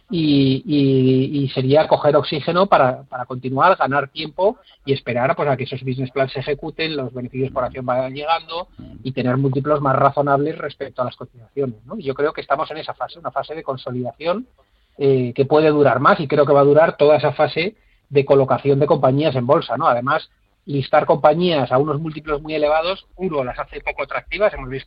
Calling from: Málaga, Andalusia, Spain; de Málaga.

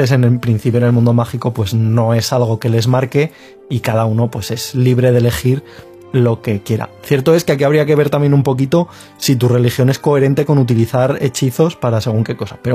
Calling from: Argentina; de Argentina

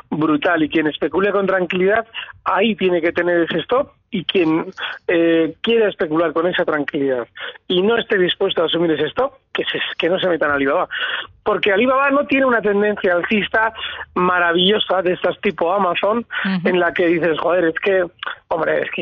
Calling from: Valencia, Valencian Community, Spain; Hola, buenos días. … de Valencia.

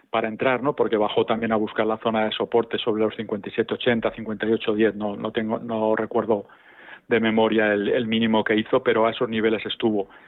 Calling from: Madrid, Community of Madrid, Spain; llamo de Madrid.

